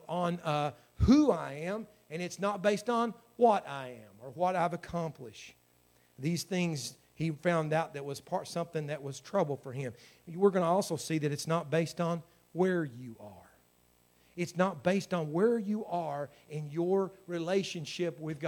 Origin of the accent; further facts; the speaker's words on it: United States; I was born in America. I was born in a great state